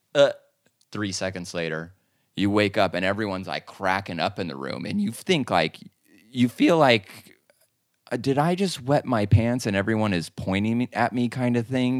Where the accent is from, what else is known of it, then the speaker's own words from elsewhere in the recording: Arizona, United States; also born or lived in Anaheim, California; I grew up in Anaheim, but then moved to Arizona when I was about ten years old.